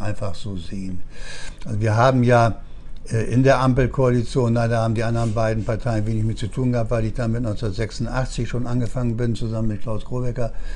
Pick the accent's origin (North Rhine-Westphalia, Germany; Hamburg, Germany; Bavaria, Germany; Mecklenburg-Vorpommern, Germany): Bavaria, Germany; Upper Franconia; now in Bremen, Germany; ich komme ja aus, aus Oberfranken